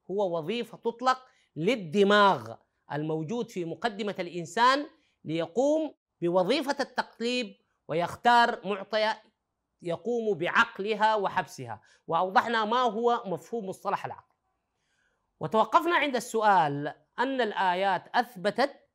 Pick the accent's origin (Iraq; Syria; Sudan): Sudan; نحن في العامية عندنا في السودان بنقول فشفاش وكبر